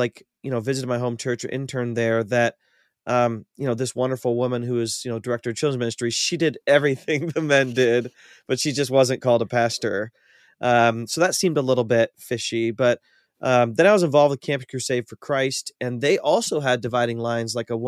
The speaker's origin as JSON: {"language": "English", "region": "Ohio", "country": "United States", "tie": "born or raised there", "said": "I grew up in North Central Ohio, kind of near Cleveland, in a small rural town."}